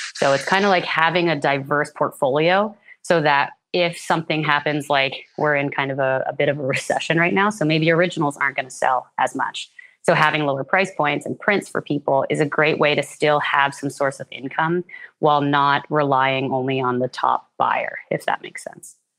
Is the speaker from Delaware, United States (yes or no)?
no; Red Hook, New York, United States; now in British Columbia, Canada; I'm originally from New York State. I grew up in a small town called Red Hook, which is about two hours north of New York City along the Hudson River Valley region